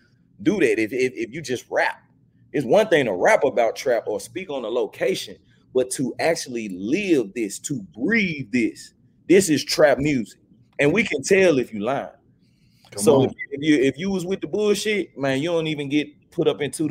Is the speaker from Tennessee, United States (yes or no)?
yes; Memphis, Tennessee, United States; I grew up, I'm from the Haven. I'm from BAZ. Mm-hmm. So South Memphis